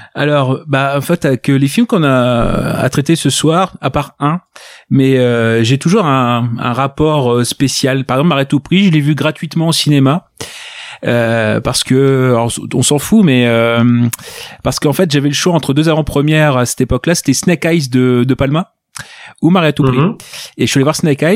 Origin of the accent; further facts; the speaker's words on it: Ch'ti, Hauts-de-France, France; Je suis, je suis ch'ti